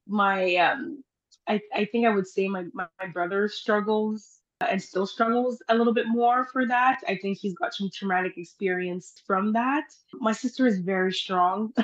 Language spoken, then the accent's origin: English; Timmins, Ontario, Canada; also born or lived in Haiti; I live in Timmins, Ontario